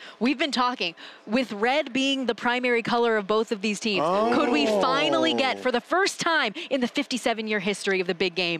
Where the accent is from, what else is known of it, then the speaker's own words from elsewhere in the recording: Las Vegas, Nevada, United States; I'm born and raised in Las Vegas